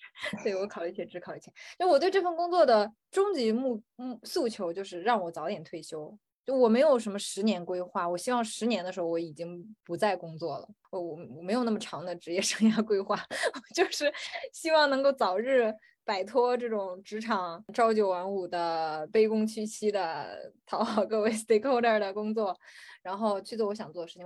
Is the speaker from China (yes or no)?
yes; China; 在我们，就是中国人的观念里